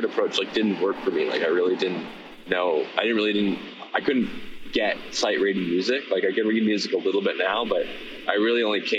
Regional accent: Victoria, British Columbia, Canada; I'm from Victoria, BC

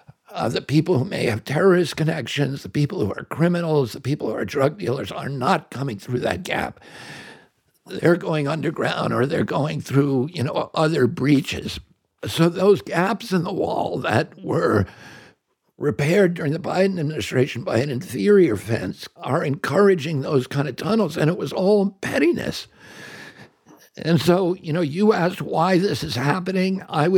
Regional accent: United States; I'm just an American.

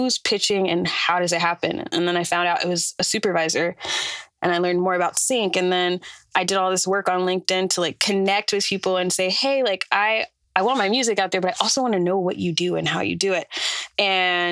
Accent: Atlanta, Georgia, United States; moved away as an adult; now in New York, United States; I am an artist from Atlanta, Georgia. And I moved here from there in 2020

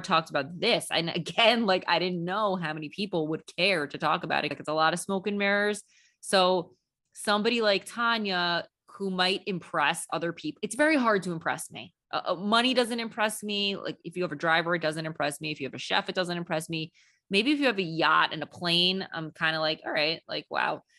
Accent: New York City, New York, United States; I'm a New Yorker

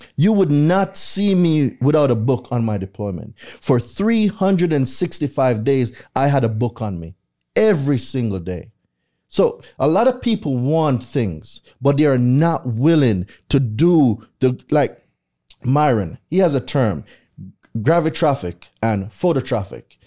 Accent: Jamaica; moved away as an adult; now in United States; I lived there my entire life

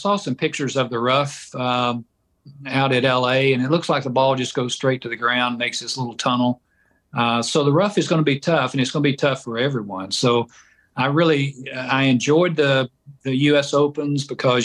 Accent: Georgia, United States; I grew up in Georgia

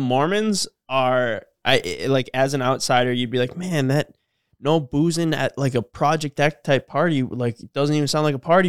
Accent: Cormorant, Minnesota, United States; we're from Cormorant.

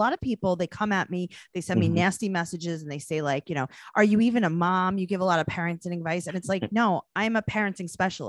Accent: New York City, New York, United States; I'm from New York City

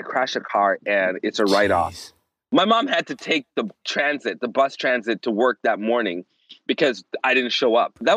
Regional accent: Toronto, Ontario, Canada; moved away as an adult; now in Florida, United States; I was born in Toronto, and I was not born in the ghetto part of Toronto. I was born in the suburbs

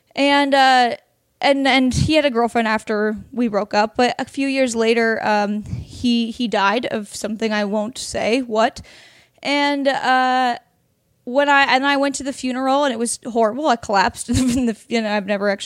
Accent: Oregon, United States; born or raised there; now in Los Angeles, United States

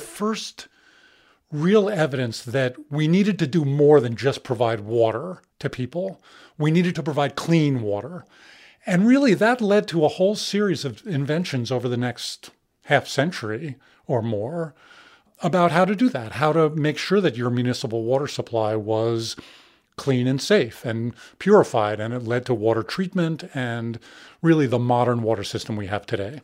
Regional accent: New York City, New York, United States; I grew up in New York City

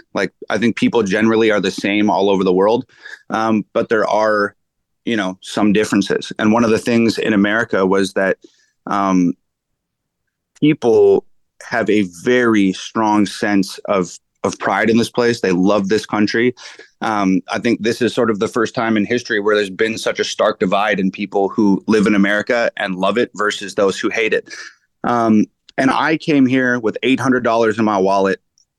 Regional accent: Canada; moved away as an adult; also born or lived in Edmonton, Canada / Vancouver, Canada; now in Los Angeles, United States; I was born in Edmonton and moved to L.A. from Vancouver. I spent the first, 20 years of my life in Canada.

